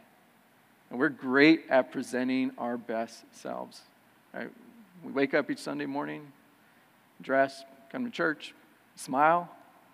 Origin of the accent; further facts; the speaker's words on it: California, United States; moved away as an adult; I was born and raised in California and came out here later on in life